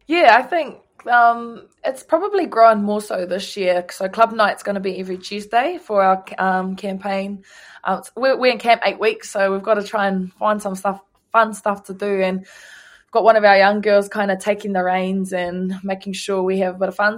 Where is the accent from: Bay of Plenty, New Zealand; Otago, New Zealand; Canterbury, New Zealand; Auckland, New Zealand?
Bay of Plenty, New Zealand; Ruatoki; my hometown, Ruatake